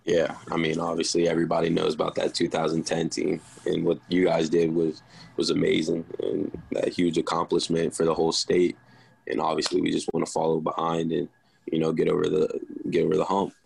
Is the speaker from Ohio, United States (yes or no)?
yes; Cincinnati, Ohio, United States; moved away as an adult; now in Morgantown, United States; my hometown, Cincinnati